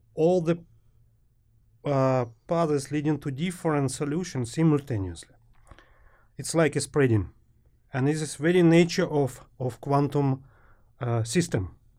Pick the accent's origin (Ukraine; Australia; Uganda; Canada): Ukraine; moved away as an adult; also born or lived in Germany; Originally from Ukraine.